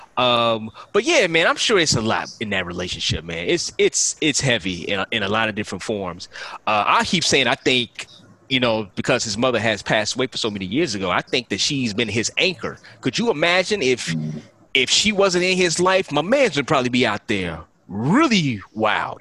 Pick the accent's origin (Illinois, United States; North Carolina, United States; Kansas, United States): Illinois, United States; Chicago; growing up in Chicago